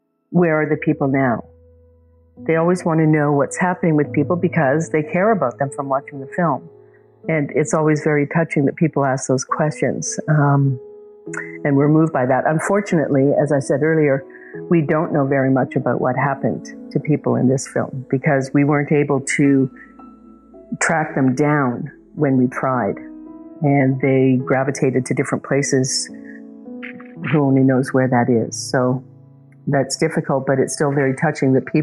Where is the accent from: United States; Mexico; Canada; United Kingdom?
Canada; Vancouver, British Columbia; moved away; also born or lived in Toronto; I grew up in Vancouver, so I go back to see friends and family.